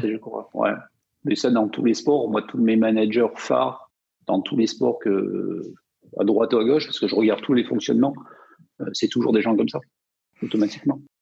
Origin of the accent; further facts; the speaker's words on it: Provence-Alpes-Côte d'Azur, France; je viens des montagnes, donc euh, dans les Hautes-Alpes